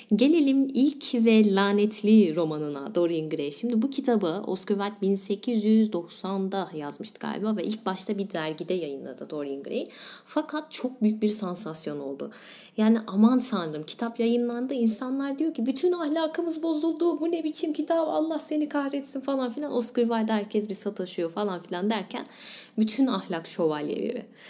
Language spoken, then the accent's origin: Turkish; İzmir, Turkey; bir İzmirli olarak